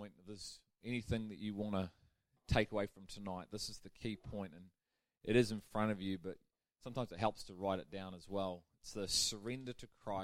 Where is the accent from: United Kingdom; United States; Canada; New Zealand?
United Kingdom; We're British.